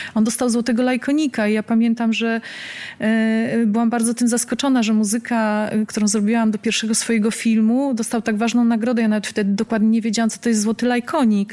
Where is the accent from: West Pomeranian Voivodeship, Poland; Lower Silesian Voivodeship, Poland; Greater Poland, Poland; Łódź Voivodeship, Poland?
Łódź Voivodeship, Poland; Łódź; moved away as an adult; now in Warsaw, Poland; ja pochodzę z Łodzi, mieszkam obecnie w Warszawie